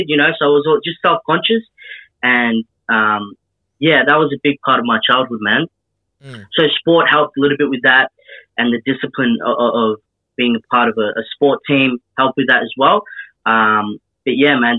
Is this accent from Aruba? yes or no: no; Melbourne, Victoria, Australia; Kilberry Valley in Hampton Park in the southeast of Melbourne